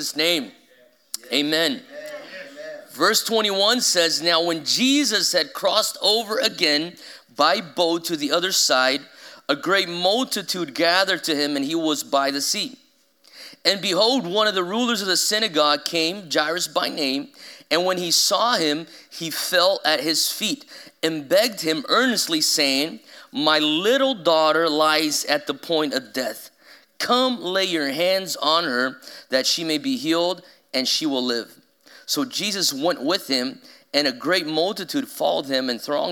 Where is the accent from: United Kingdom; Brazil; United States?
Brazil; São Paulo; moved away as an adult; I've loved growing up in Brazil.